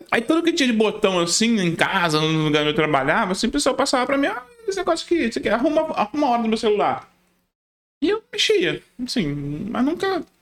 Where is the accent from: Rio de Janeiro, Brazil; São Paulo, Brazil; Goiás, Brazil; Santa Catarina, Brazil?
Rio de Janeiro, Brazil; Paty do Alferes; eu morava numa cidade lá no interior do Rio. Porque, tipo assim, eu nasci no Rio, capital. Uhum. Aí meus pais se separaram, eu tinha tipo uns 9 anos, eu fui morar no interior do Rio. Uhum. Uma cidade chamada do Alferes. É desconhecida.